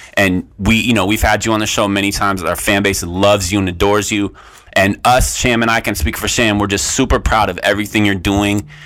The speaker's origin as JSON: {"language": "English", "region": "West Coast", "country": "United States", "moved": "yes", "said": "I'm from the West Coast originally"}